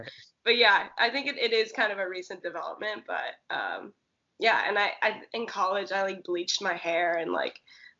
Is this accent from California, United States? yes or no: yes; Santa Cruz, California, United States; moved away as an adult; also born or lived in Oregon / Arkansas; I grew up in Santa Cruz, which is like surf city, California